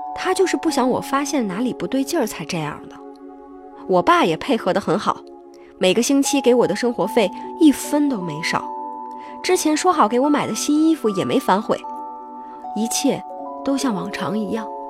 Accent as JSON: {"language": "Chinese", "town": "Guangzhou", "region": "Guangdong", "country": "China", "tie": "born or raised there", "also_born_or_lived": "Hunan", "said": "我老家其实是在湖南的一个小村子里，因为穷，所以我出生没多久，我爸妈就出去打工了。 我爸主要是做装修的，偶尔没活的时候也会开着他的电动车上街，送餐搭客两不误。 我妈呢是给一个小区做保洁的，闲了的时候还会给小区里的住户做钟点工。 也就是我四五岁的时候吧，五外公外婆带着我来广州找我爸妈。 然后我就一直跟着我爸妈一起生活。除了春节的时候回老家看看长辈，其他时候我就没怎么离开过广州。所以在广州这十几年里，我都快忘了家乡话怎么说了。过年回家的时候老人说的方言，我也只能添个大概齐。虽然家乡话忘得差不多了，但是我的广东话说得还不错哦。跟广州本地人说的没什么两样，比我爸妈强多啦"}